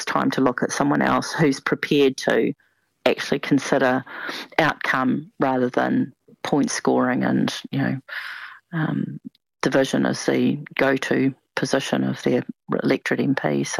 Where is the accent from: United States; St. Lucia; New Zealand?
New Zealand; I'm absolutely a New Zealander. Always have been, very proud of the fact that I'm a New Zealander. My father's family came here in the 1860s. My mother's family's descend from Tamati Wakanani and Patuani, according to my whakapapa.